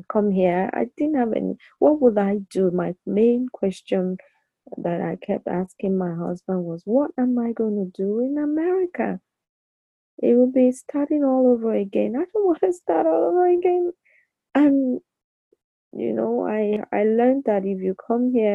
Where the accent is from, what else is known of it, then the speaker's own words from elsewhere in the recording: Nigeria; moved away as an adult; now in United States; I'm still Nigerian